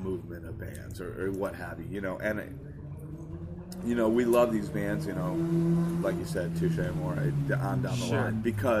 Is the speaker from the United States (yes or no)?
yes; Hartford, Connecticut, United States; Yeah, I was born in Hartford.